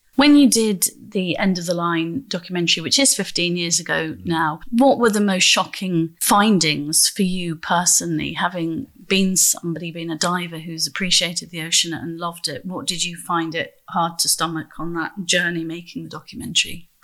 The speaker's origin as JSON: {"language": "English", "town": "Grimsby", "region": "Yorkshire and the Humber", "country": "United Kingdom", "said": "I'm from Grimsby"}